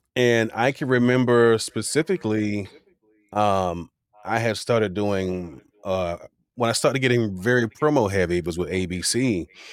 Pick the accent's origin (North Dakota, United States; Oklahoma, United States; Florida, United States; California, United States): Florida, United States; Miami; growing up in Miami